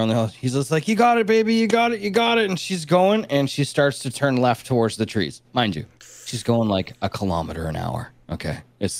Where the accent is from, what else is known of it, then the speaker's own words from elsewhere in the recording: Canada; I'm Canadian. I've never been to California.